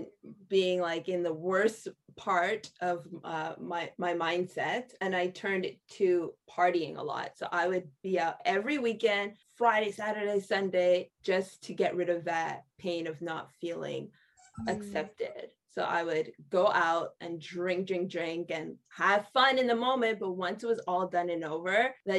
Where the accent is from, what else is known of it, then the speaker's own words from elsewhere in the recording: Montreal, Quebec, Canada; I was born and raised in Montreal, Quebec in Canada